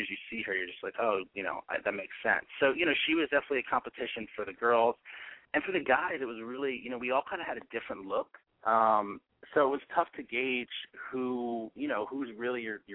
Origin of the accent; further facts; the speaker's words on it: East Coast, United States; now in Los Angeles, United States; I'm from the East Coast originally